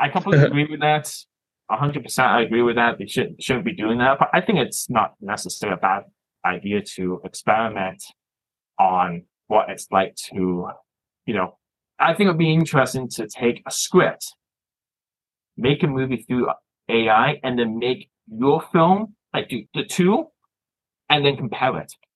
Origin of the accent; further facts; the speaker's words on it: Toronto, Ontario, Canada; moved away as an adult; now in Scotland, United Kingdom; I was born here. And I moved to Canada when I was a young age.